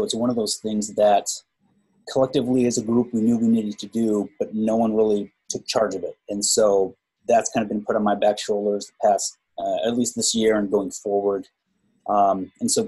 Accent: Indiana, United States; moved away as an adult; now in Phoenix, United States; I'm originally from Indiana, and I've been out here in Phoenix for about 12 years.

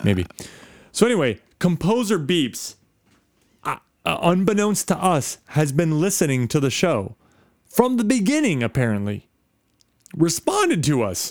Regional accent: Midwest, United States; moved away; I'm from the Midwest

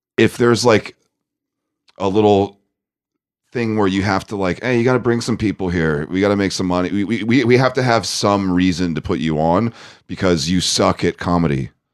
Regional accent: Los Angeles, California, United States; moved away as an adult; now in New York City, United States; I grew up in Los Angeles

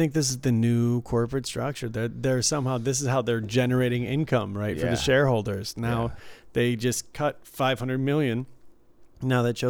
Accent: Midwest, United States; also born or lived in Detroit; Mine comes out like a Brooklyn accent. I don't know. And I'm from the Midwest. It's all gone.

